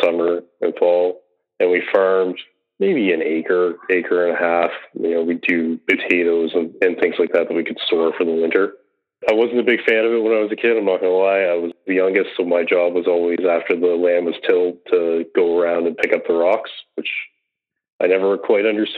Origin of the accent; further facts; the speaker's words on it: Nova Scotia, Canada; I grew up in Nova Scotia